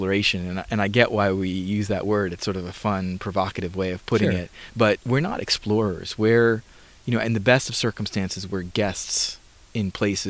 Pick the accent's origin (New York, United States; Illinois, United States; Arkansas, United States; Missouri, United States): New York, United States; New York City; I grew up in New York City, and I live half the time in New York City these days